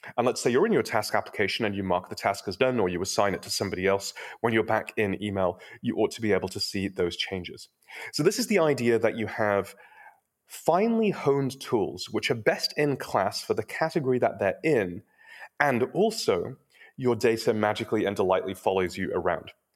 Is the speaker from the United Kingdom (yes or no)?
yes; United Kingdom; now in Silicon Valley, United States; I'm also British, but I've been living in Silicon Valley long enough